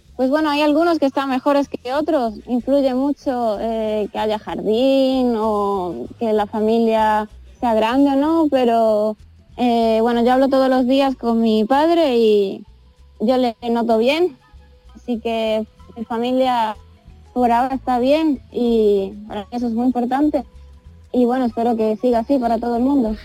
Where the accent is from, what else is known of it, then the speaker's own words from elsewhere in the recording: Spain; moved away; soy la única española